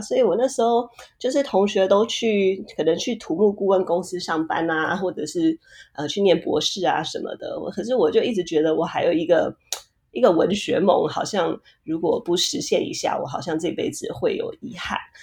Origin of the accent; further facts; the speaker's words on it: Taiwan; Chinese is a second language; moved away as an adult; also born or lived in Puerto Rico; now in Silicon Valley, United States; 我小学四年级的时候，我从我的出生地，呃，波多黎各搬到台湾